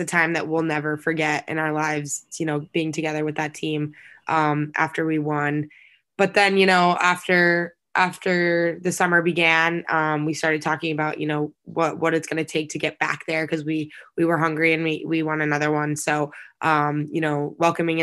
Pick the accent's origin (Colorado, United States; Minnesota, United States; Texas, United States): Texas, United States; Dallas; moved away as an adult; got recruited out of Dallas